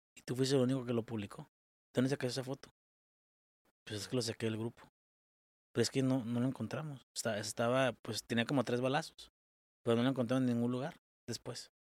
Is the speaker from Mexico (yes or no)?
yes; Mexico; como mexicanos merecemos mucho más